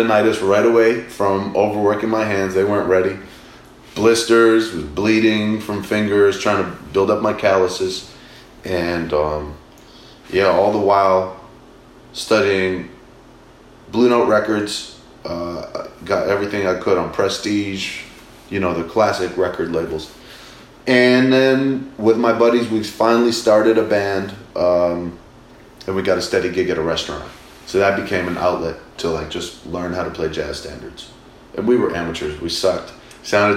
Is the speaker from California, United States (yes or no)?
no; Massachusetts, United States; Growing up in Mass in America